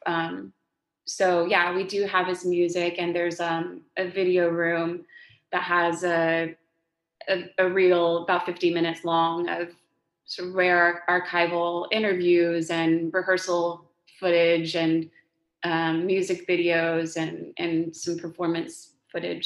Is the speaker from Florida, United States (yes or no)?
no; Texas, United States; moved away; I'm from Texas